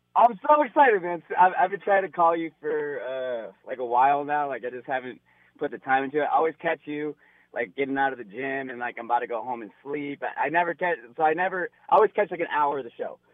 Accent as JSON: {"language": "English", "town": "Las Vegas", "region": "Nevada", "country": "United States", "said": "I'm from Las Vegas, Nevada. I was raised on U F C"}